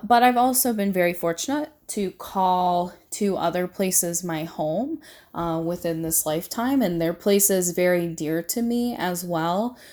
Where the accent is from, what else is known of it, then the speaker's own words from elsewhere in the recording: Indiana and Michigan, Midwest, United States; I have lived between two states my entire life, and those two states are Indiana and Michigan